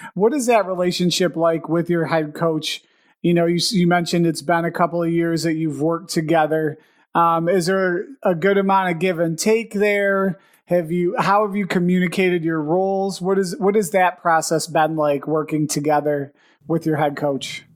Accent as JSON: {"language": "English", "town": "Buffalo", "region": "New York", "country": "United States", "said": "We're both from the Buffalo area. We're still in the Buffalo area"}